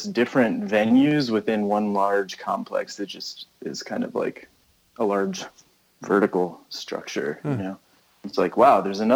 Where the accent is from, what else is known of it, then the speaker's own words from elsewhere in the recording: United States; I'm American